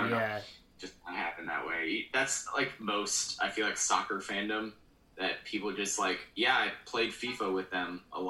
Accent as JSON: {"language": "English", "region": "Michigan", "country": "United States", "also_born_or_lived": "Indiana", "moved": "as an adult", "lives_now": "Huntsville, United States", "said": "I'm from Michigan originally, so I have the Red Wings and the Pistons for NHL and the NBA. So there's that. They're like, my dad's from Detroit area, so I have that."}